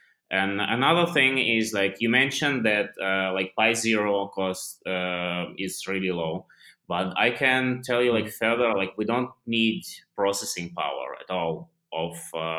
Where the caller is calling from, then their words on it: India; Right now I'm like completely on the other side, because like currently I'm recording this from India, so yeah.